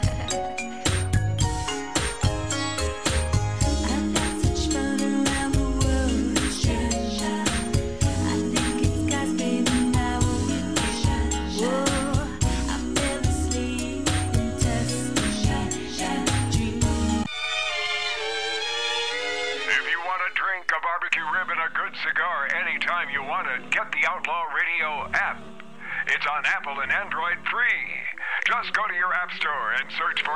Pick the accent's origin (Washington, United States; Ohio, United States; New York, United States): Washington, United States; Eastern; my mother's from England, my father's from Russia, I grew up in Eastern Washington, and I had broadcast training